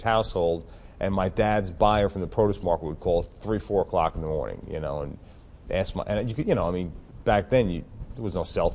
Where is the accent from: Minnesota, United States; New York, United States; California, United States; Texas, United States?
New York, United States; Long Island; also born or lived in Queens, New York; I was born in Queens, raised in Long Island.